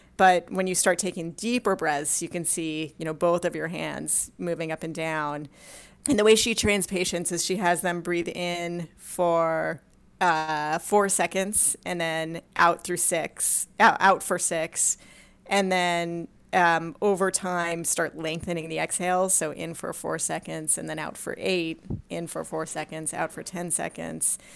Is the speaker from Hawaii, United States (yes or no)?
no; Los Angeles, California, United States; I, uh, grew up in Southern California, in Los Angeles